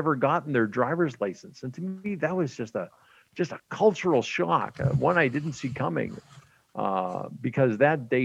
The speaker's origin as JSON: {"language": "English", "region": "Western Canada", "country": "Canada", "tie": "born or raised there", "said": "I grew up in Western Canada back in the day"}